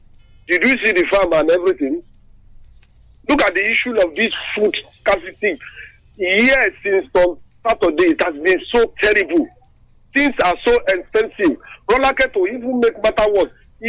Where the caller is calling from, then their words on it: Lagos, Nigeria; I'm calling you from Lagos anyway.